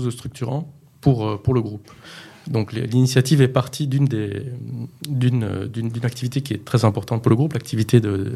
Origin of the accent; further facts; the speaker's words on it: Rwanda; also born or lived in Kenya / Brussels, Belgium; now in Morocco; J'ai grandi au Rwanda.